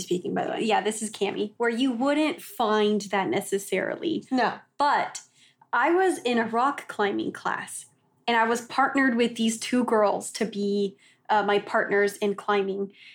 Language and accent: English; Texas, United States; moved away as an adult; also born or lived in Oklahoma; we grew up in Texas and then I went to school in Oklahoma